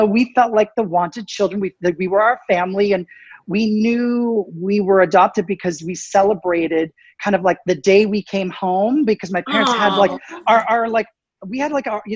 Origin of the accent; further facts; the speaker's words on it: Canada; moved away as an adult; also born or lived in United States; I grew up in Canada, even though I was born in the States